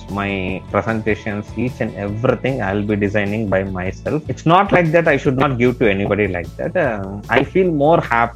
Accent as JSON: {"language": "English", "town": "Salem", "region": "Tamil Nadu", "country": "India", "tie": "born or raised there", "also_born_or_lived": "Hyderabad", "said": "later, after 2015, I came back to Salem as well, which is my hometown"}